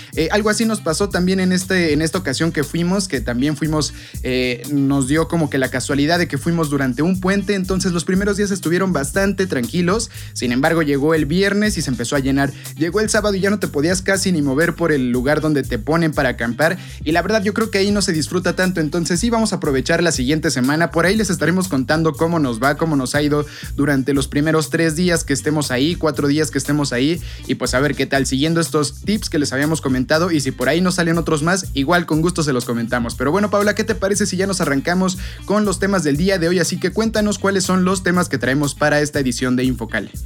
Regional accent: Mexico; nosotros como mexicanos

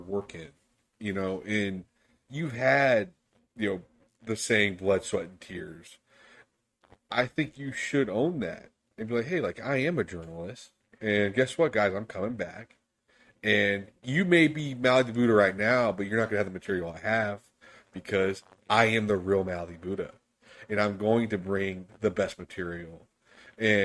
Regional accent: United States; as Americans, I hate to use that term, but as American people

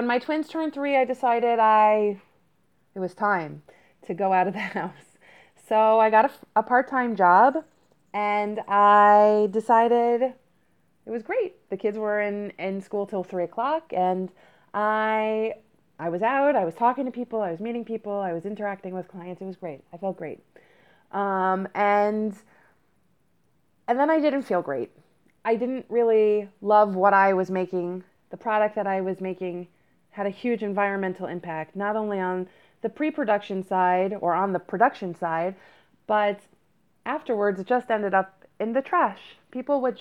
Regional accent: Silver Spring, Maryland, United States; moved away as an adult; also born or lived in New York; I grew up in Silver Spring, Maryland. I moved to New York when I was 18

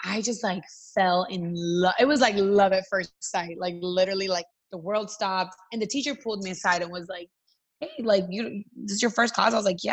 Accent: Atlanta, Georgia, United States; English is a second language; also born or lived in Miami; we moved to Atlanta and I grew up in Atlanta

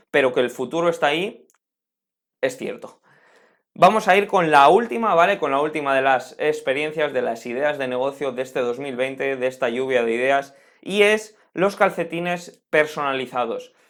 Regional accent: Spain; En mi país, por, en España

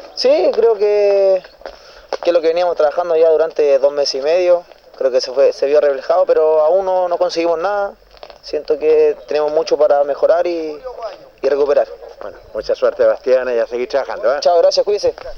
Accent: Santiago, Santiago Metropolitan Region, Chile; moved away as an adult; now in Linares, Chile; vengo de Santiago, jugué en inferiores, lo hice en, en Colo Unión Española, Santiago Morning igual

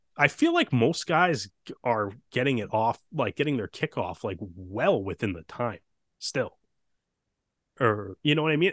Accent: Toronto, Ontario, Canada; we're we're from Toronto

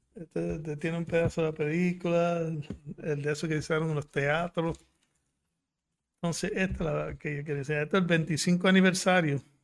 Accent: Puerto Rico; born or raised there; also born or lived in Fukuoka, Japan

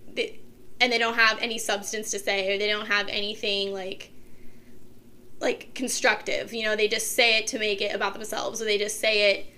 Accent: Kent, Ohio, United States; also born or lived in Streetsboro, Ohio; I lived in a town called Streetsboro, which was like one town over from Kent, but I went to Kent City schools and everything, did most of everything I did in Kent

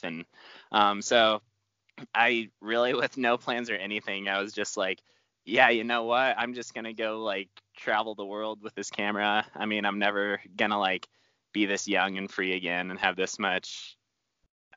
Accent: Pinedale, Wyoming, United States; now in Jackson Hole, United States; I grew up in Pinedale, Wyoming, which is a tiny little mountain town just south

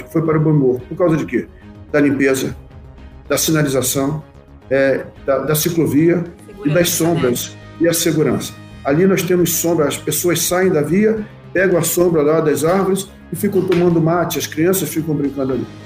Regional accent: Rio de Janeiro, Brazil; now in Santa Maria, Brazil; eu, como eu disse, nascido e criado no Rio de Janeiro, a dificuldade de locomoção numa cidade, um grande centro, transporte difícil.

